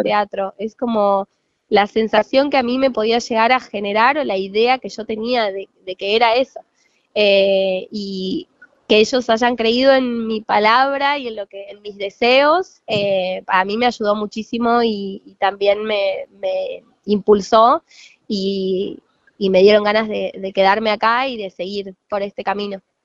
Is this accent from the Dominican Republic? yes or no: no; Diamante, Entre Ríos, Argentina; yo soy de Entre Ríos, en eh, un lugar que se llama Diamante